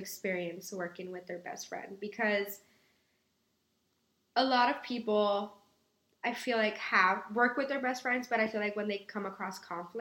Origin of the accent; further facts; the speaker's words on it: Brownsville, Texas, United States; moved away as an adult; now in Austin, United States; I was born and raised in Brownsville, Texas, which is deep down south, the valley to be exact